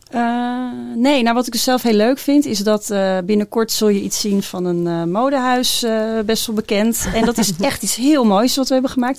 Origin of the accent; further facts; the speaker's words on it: Lelystad, Flevoland, Netherlands; ik kom zelf uit Lelystad.